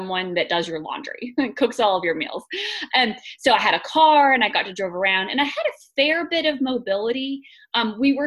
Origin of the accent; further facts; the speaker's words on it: Texas, United States; also born or lived in North Carolina / Washington, D.C.; I am from Texas originally. I grew up here